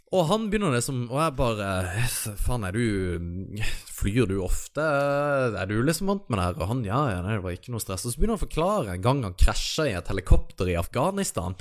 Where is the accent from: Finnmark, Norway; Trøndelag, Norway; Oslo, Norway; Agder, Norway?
Agder, Norway; Kristiansand; Kristiansand, der jeg er fra